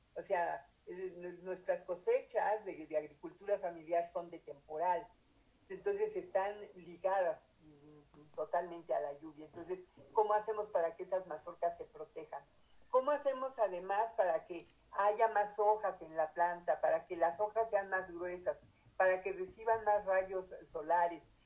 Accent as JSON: {"language": "Spanish", "country": "Mexico"}